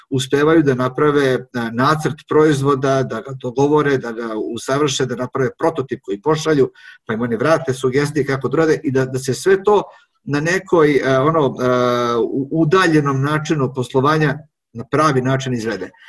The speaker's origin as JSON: {"language": "Croatian", "country": "Serbia", "said": "ovde kod nas na Zapadnom Balkanu, a pre svega u Srbiji"}